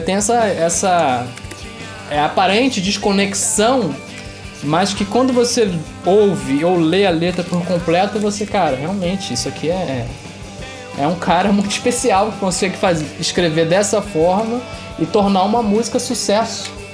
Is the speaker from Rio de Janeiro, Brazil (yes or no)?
yes; Itaboraí, Rio de Janeiro, Brazil; fomos criados em. em somos de Taboraí, criados em Tambi que é um bairro pobre da, de, de Itaboraí